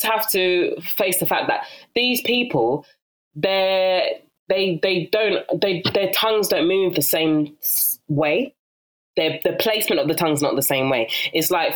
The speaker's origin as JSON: {"language": "English", "region": "London", "country": "United Kingdom", "accent": "South London", "said": "my South London dulcet tones"}